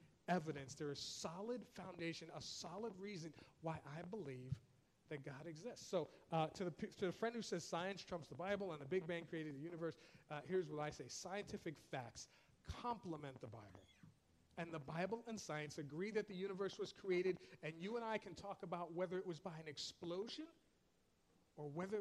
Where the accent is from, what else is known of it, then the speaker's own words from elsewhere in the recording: New York, United States; I'm from New York